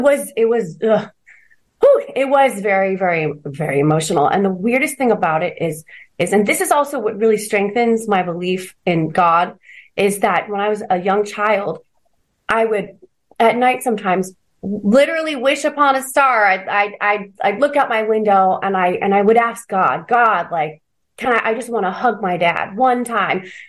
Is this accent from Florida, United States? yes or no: no; Orange County, California, United States; also born or lived in Hollywood; I'm from Orange County, so I'm just 60 miles down the freeway